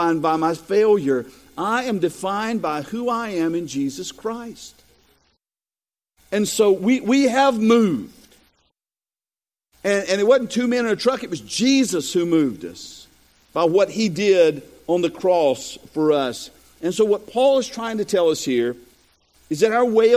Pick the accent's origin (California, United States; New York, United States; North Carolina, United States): North Carolina, United States; Robersonville; moved away; also born or lived in Bethel, North Carolina; my hometown of Robertsonville